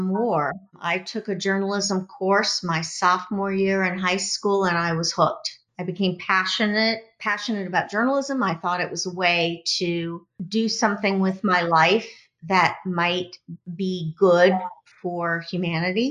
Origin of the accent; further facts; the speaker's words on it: United States; I'm from the United States